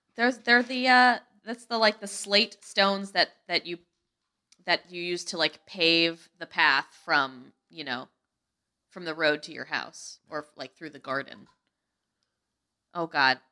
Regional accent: New England, United States; I'm super, like, Yankee. Like, I grew up in New England

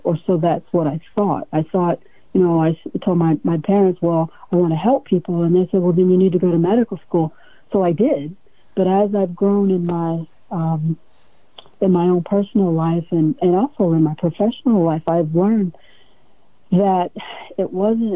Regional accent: a small town in Ohio, United States; moved away as an adult; now in Hawaii, United States; I was born and reared in the Midwest, a small town in Ohio

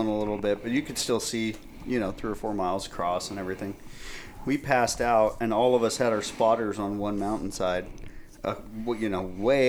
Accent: Marin County, California, United States; living in Marin County, growing up in Marin County

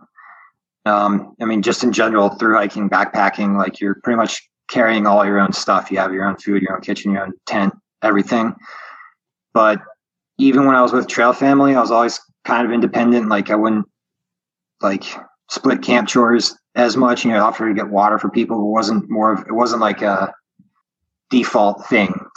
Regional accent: Maryland, United States; Maryland, being my home state

